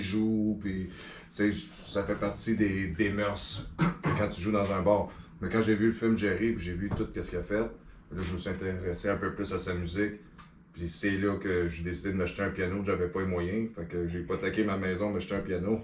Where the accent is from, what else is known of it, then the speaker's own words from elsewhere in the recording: Les Cèdres, Quebec, Canada; also born or lived in L'Île-Perrot; je suis un gars de Vaudreuil-Soulanges. J'ai grandi à Les Cèdres.